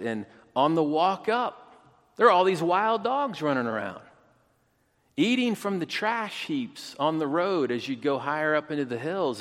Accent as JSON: {"language": "English", "country": "United States", "said": "as an American"}